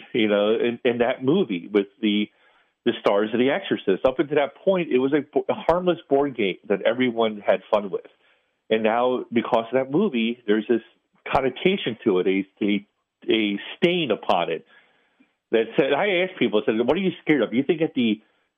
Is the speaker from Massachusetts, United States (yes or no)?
no; Baltimore, Maryland, United States; my hometown of Baltimore City